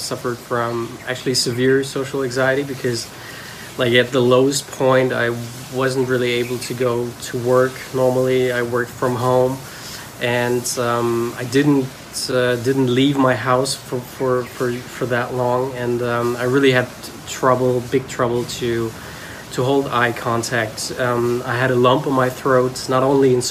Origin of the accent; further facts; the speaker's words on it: Germany; I'm from Germany